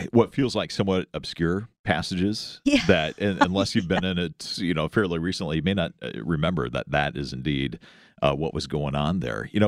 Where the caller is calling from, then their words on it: Jackson, Mississippi, United States; Uh, I'm in Jackson, Mississippi on my way to work.